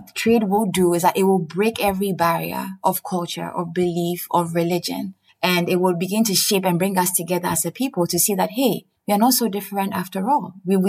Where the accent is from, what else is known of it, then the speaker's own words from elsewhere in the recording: Zimbabwe; also born or lived in India; I used to move around a lot. I grew up in Zimbabwe.